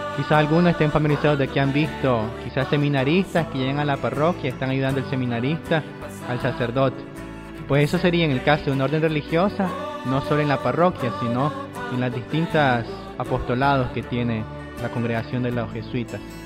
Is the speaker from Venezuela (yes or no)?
no; Nicaragua